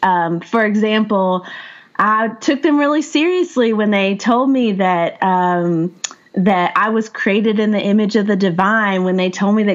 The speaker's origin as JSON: {"language": "English", "town": "Asheville", "region": "North Carolina", "country": "United States", "tie": "born or raised there", "said": "I grew up in the Appalachian Mountains. I was raised in West Asheville."}